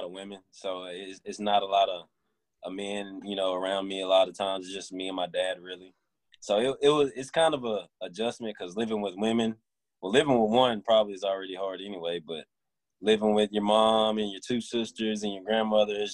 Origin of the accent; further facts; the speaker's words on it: Memphis, Tennessee, United States; also born or lived in West Alabama; now in South Haven, United States; I grew up a little between Memphis. I started out at Memphis when my grandfather was alive.